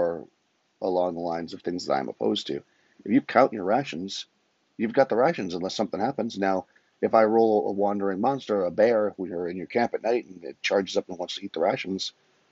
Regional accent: Massachusetts, United States; moved away; also born or lived in New York / Florida; I'm from Massachusetts originally.

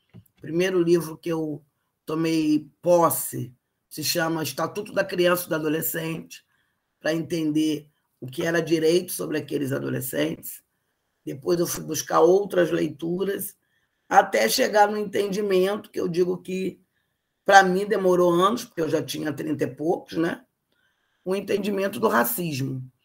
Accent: Rio de Janeiro, Brazil; eu sou carioca, né? Nascida no bairro de Botafogo, aqui no, no município do Rio de Janeiro

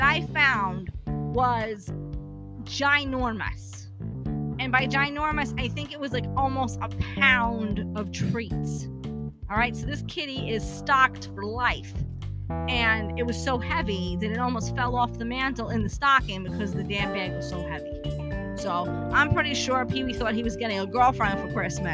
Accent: New York City, New York, United States; I'm originally from Brooklyn. New York native

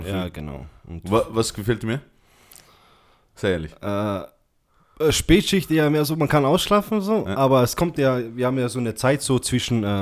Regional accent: Austria; ich bin Österreicher, Freund.

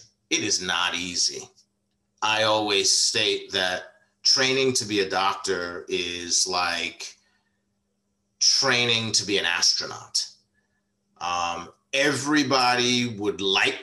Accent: New York, United States; also born or lived in Washington, DC / Maryland / Virginia area; now in Washington DC area, United States; I grew up in New York

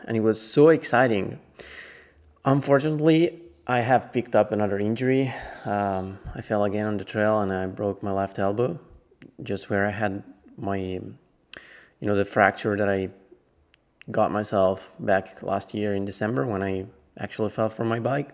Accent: Italy; I'm actually from Italy

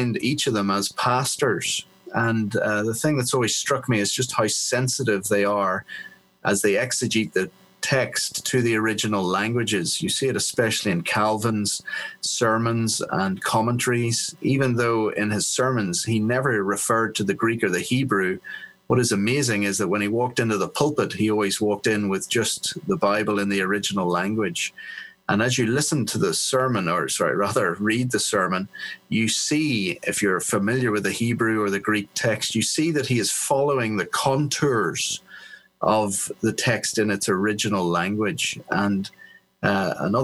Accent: Belfast, Northern Ireland, United Kingdom; moved away as an adult; also born or lived in England / Africa / South Africa / Sydney, Australia; now in Philadelphia, United States; Then from 7, went back to live in Belfast, where I was educated.

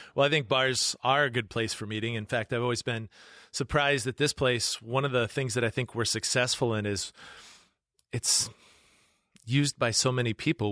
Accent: Webster, South Dakota, United States; now in Yankton, United States; I'm from up in that area too, so I'm from Webster, that little small town in between you and Watertown.

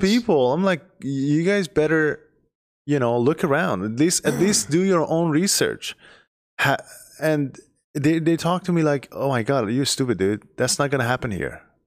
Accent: Iran; moved away as an adult; I am from Iran. I've been here for less than ten years.

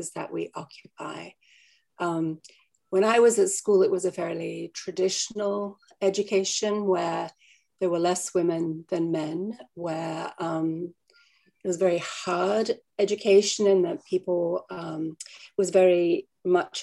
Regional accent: Australia; moved away; I came from Australia

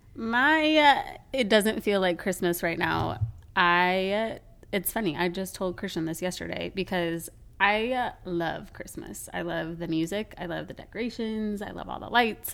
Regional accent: Colorado, United States; now in Florida, United States; I grew up in Colorado.

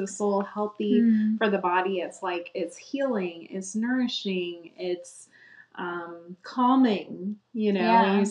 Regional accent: Florida, United States; as a kid growing up in Florida

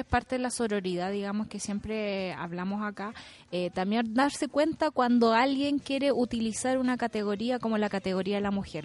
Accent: Chile; somos los chilenos

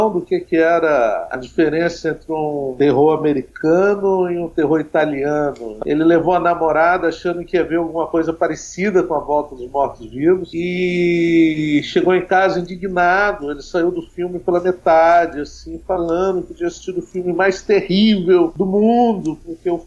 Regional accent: Brazil; o lugar onde eu nasci

